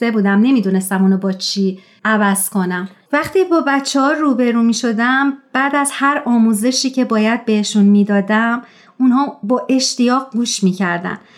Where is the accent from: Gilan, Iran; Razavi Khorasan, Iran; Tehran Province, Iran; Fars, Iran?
Tehran Province, Iran; Tehran; born there; moved away; در شهر تهران و در یک خانواده پرجمعیت به دنیا اومدم دو تا دختر دارم و با دخترام الان خارج از ایران زندگی میکنم